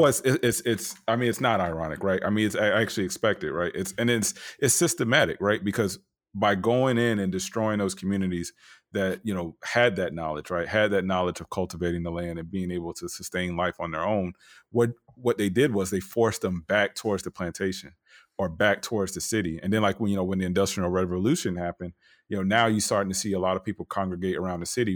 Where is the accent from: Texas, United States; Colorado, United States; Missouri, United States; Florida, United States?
Florida, United States; Tampa; I grew up in Tampa, but, you know, my people from Valdosta, Georgia, Montgomery, Alabama